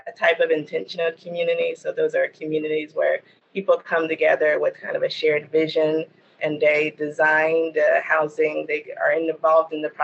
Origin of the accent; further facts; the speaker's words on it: Gastonia, North Carolina, United States; I grew up here in Gastonia, North Carolina